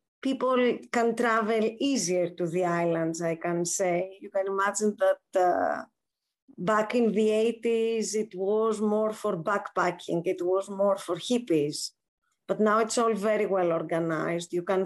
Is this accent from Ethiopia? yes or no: no; Athens, Attica, Greece; also born or lived in Naxos; So I have served my life between Athens and Naxos. Both of my parents were born in Naxos. I was born in Athens, like most of the children at my age, because there is no hospital to give birth to a child in Naxos.